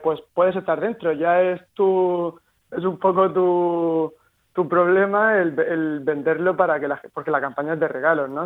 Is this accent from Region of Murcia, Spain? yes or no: yes; Murcia, Region of Murcia, Spain; somos tres, tres murcianos, tres amigos